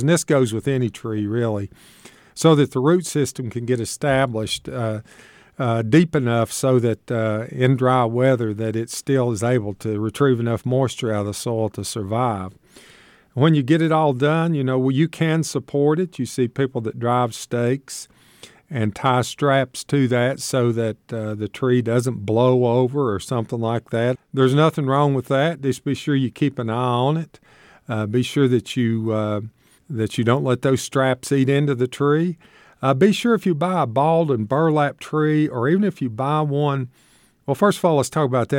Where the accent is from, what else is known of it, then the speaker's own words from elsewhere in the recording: Shady Valley, Tennessee, United States; I grew up in Shady Valley, Tennessee